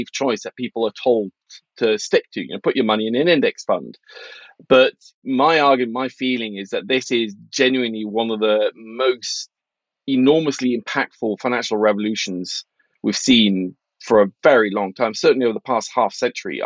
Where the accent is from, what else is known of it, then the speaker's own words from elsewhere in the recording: Norway; moved away; I grew up in Norway in the 80s